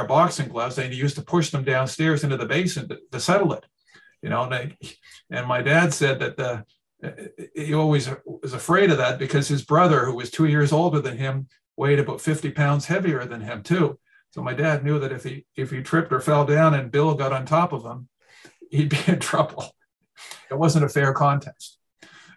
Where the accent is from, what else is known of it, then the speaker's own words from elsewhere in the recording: Canada; I'm a Canadian